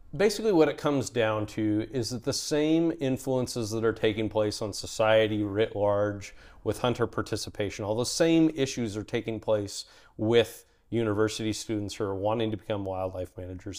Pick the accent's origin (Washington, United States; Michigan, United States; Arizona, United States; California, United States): Washington, United States; Western; moved away as an adult; also born or lived in Alaska; I grew up in Western Washington, Pacific Northwest